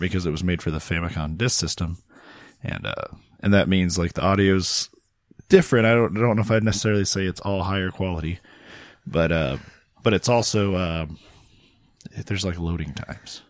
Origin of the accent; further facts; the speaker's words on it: Champaign, Illinois, United States; my hometown